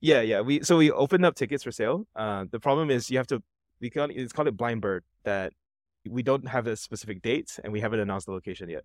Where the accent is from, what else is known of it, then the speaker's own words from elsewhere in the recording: Singapore; I'm from Singapore.